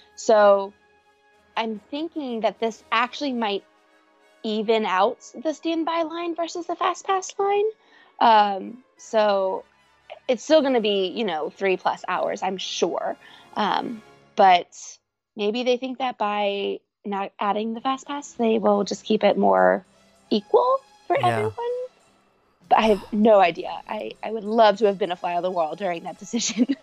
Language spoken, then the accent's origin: English; Cincinnati, Ohio, United States; I am from Cincinnati, Ohio